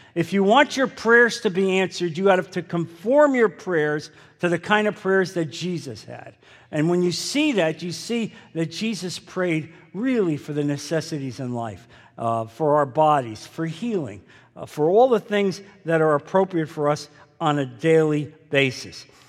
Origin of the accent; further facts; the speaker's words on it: New Jersey, United States; growing up in New Jersey, which was predominantly Catholic